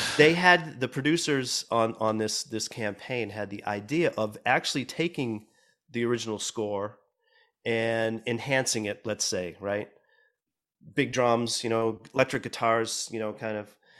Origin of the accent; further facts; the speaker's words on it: Boston, Massachusetts, United States; moved away as an adult; now in Los Angeles, United States; growing up in Boston and starting to play, play music, um, in, in that city